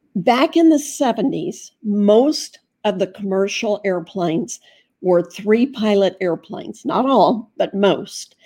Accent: Fort Myers, Florida, United States; I was raised in Fort Myers

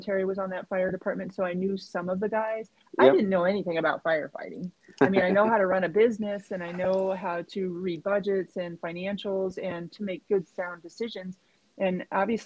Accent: Nebraska, United States; now in Colorado, United States; I'm from Nebraska. I grew up there. I was born and raised there

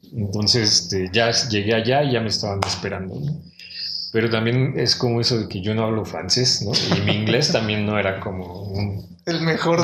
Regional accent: Mexico City, Mexico; yo soy de Ciudad de México, soy del norte de la ciudad, de la Gustavo Madero, que es el extremo así norte

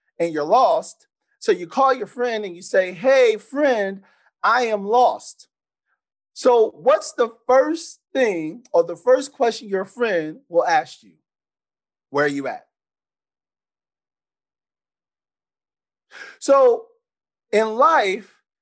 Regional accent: San Antonio, Texas, United States; how I was raised. So I'm from San Antonio, Texas

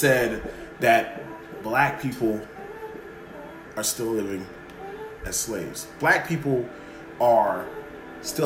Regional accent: Chicago, Illinois, United States; I was born and raised in Chicago.

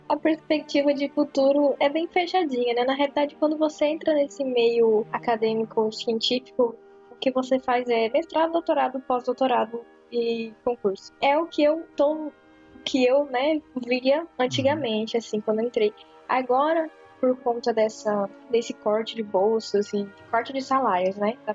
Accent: Brazil; a gente é brasileiro

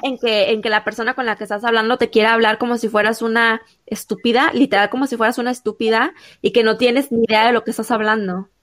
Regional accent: Mexico; uno como mexicano

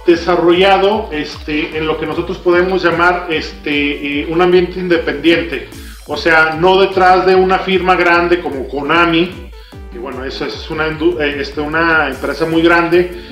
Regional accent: Mexico; como cultura mexicana

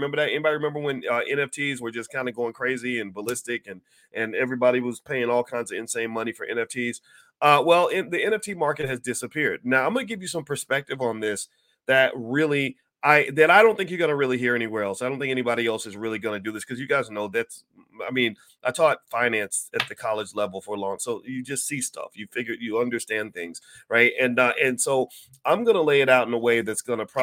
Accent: Kentucky, United States; Kentucky's my home state

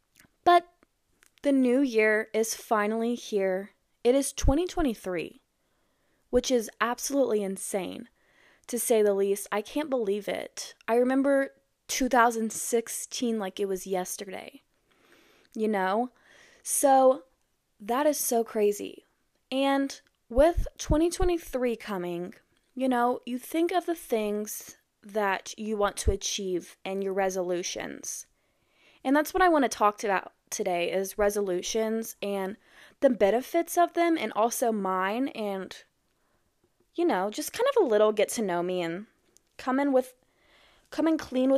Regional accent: Iowa, United States; born there; also born or lived in Texas / New Mexico / Arkansas; now in Missouri, United States; I was born in Iowa, and then I moved to Texas, the DFW area, and then I moved to New Mexico, then moved back to DFW, then to Arkansas, and now I'm in Missouri.

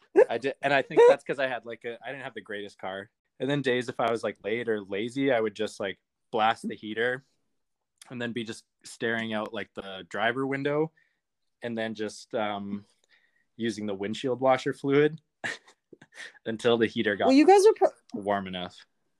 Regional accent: Calgary, Alberta, Canada; Calgary, Alberta.

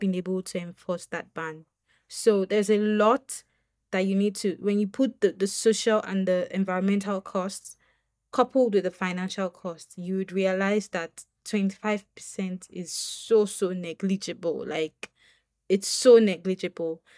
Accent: Nigeria; as a Nigerian woman

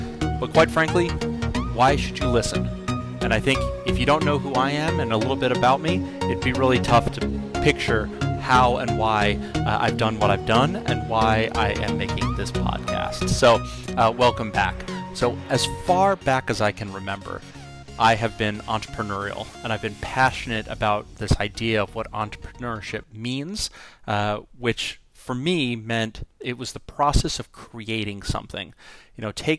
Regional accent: New York, United States; I was born in New York on the North Shore of Long Island, and as many people have said, I am fortunate that potentially that I left without without the accent. But I grew up on the North Shore of Long Island.

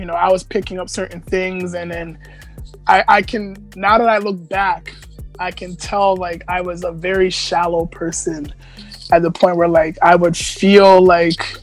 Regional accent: Toronto, Ontario, Canada; also born or lived in Etobicoke, Toronto / Jane and Sheppard, Toronto; So I spent like 14, 15 years in Scarborough. I was born in Etobicoke General, but we had moved to Scarborough pretty much for, I was like 2 months

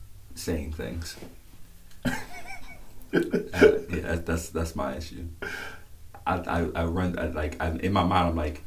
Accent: the South, United States; I'm from the South, bro. I'm raised from the South

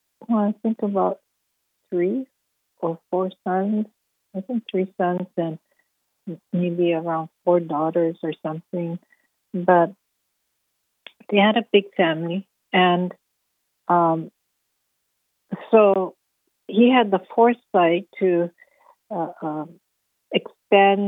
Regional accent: Paauilo, Hawaii, United States; I'm from Pauwilo, and my father was from the Philippines. My mother is from is Hawaiian

